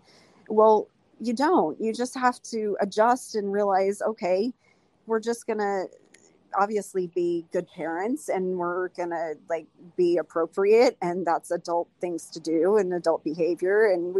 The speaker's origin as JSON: {"language": "English", "region": "the South", "country": "United States", "said": "because I'm from the South."}